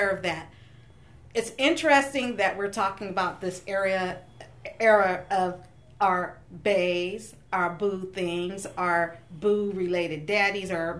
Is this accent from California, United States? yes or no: yes; Stockton, California, United States; I grew up in Stockton